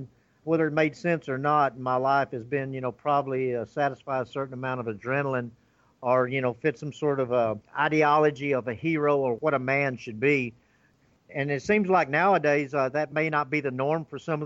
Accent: Tennessee, United States; also born or lived in Georgia / Memphis, Tennessee; born in Georgia. Dad relocated to Memphis. He was running stores there and so forth. So I was growing up in Memphis in the early part. And then he decided the town was enough and moved us to a rural area and grew up along the Mississippi River

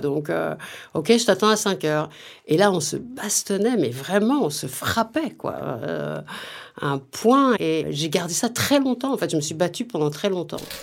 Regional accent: Vénissieux, Auvergne-Rhône-Alpes, France; also born or lived in Lyon / Oullins; Je suis née à Lyon. J'ai grandi au Minguettes, à Vénissieux, euh, dans la banlieue lyonnaise

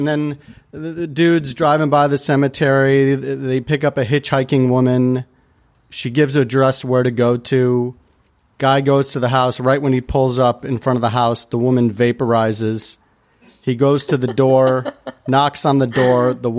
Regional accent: Chicago, Illinois, United States; If we could jump to my hometown of Chicago here.

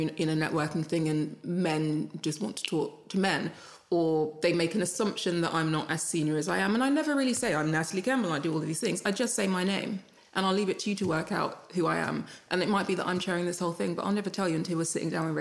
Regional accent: Jamaica; I'm Jamaican

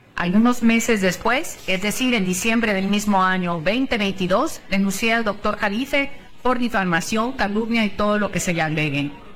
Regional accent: Mexico; como mexicana

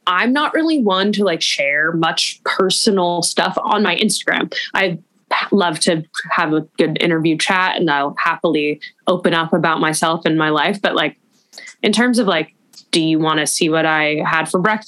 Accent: Los Angeles, California, United States; growing up in Los Angeles

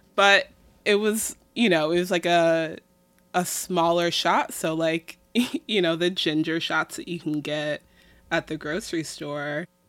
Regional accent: Midwest, United States; I'm Midwestern

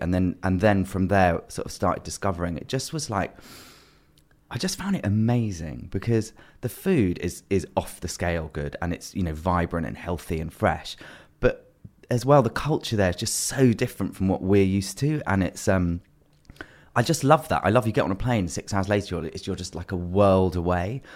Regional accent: London, United Kingdom; growing up in London

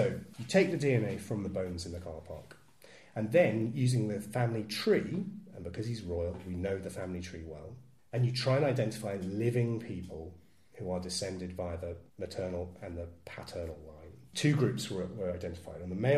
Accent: East of England, United Kingdom; including if I'm from Suffolk, thank you very much

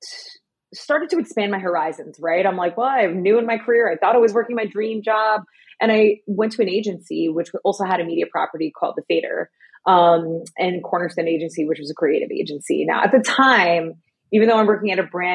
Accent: New Jersey, United States; moved away as an adult; also born or lived in New York City; now in Los Angeles, United States; I'm from the great state of New Jersey

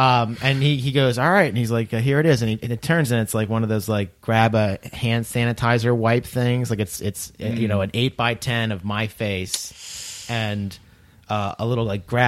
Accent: Delco, Pennsylvania, United States; now in Delaware, United States; I'm from Delco.

